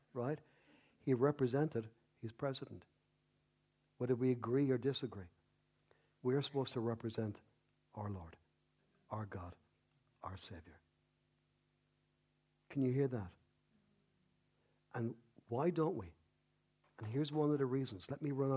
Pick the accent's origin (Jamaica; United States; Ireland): Ireland; I love being Irish. I love being a Paddy